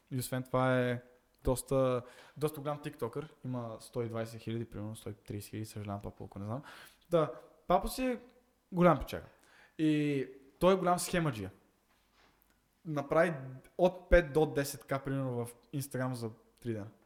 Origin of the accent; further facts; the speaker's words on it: Montana, Montana Province, Bulgaria; Аз съм от Монтана